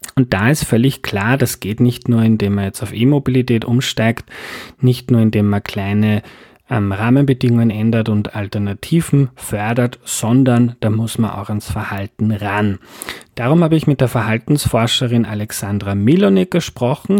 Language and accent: German; Lower Austria, Austria; Ich bin in Niederösterreich aufgewachsen, auf einem Bauernhof, wo die Häuser ziemlich weit voneinander entfernt sind